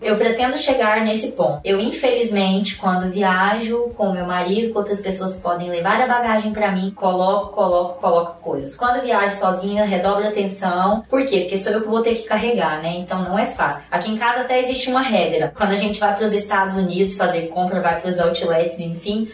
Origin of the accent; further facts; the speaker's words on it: Brazil; nós brasileiros que nascemos